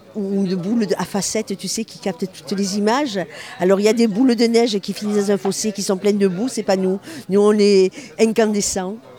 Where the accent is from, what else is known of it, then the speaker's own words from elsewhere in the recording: Marseille, Provence-Alpes-Côte d'Azur, France; je suis de Marseille